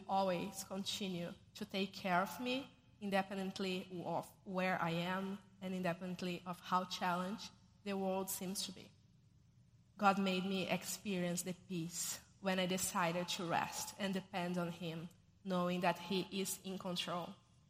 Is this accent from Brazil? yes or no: yes; Brazil; moved away as an adult; now in New York, United States; I'm originally from Brazil, where I was born, raised, and I got married to Rodrigo. I am from a Christian family, Baptist, and made a decision to follow Jesus very early in my life.